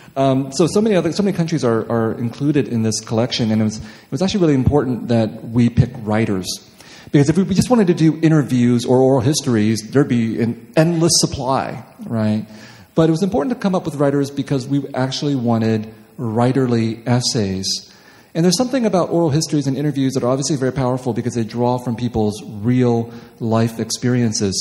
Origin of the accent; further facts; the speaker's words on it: Los Angeles, California, United States; I come from Los Angeles where no one cares if you're a writer